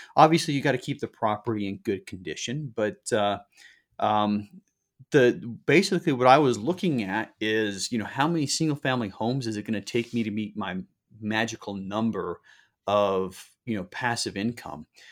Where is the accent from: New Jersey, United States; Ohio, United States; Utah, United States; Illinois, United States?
Utah, United States; Salt Lake City; moved away; also born or lived in Southern California; I grew up in Salt Lake City